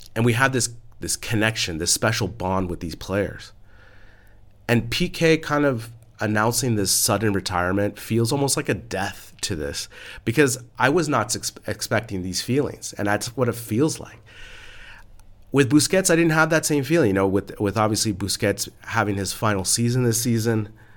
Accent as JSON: {"language": "English", "area": "San Francisco Bay Area", "region": "California", "country": "United States", "said": "I'm from San Francisco Bay Area"}